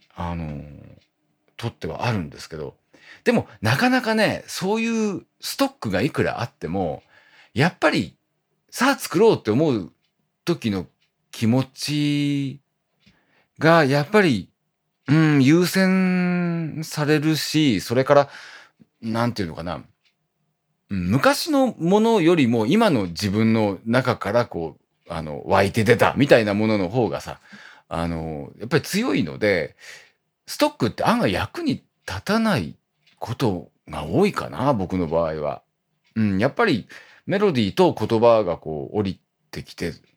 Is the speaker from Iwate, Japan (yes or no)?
yes; Iwate, Japan; now in Tokyo, Japan; 僕のあの、故郷の、えっ、ー、と、岩手はね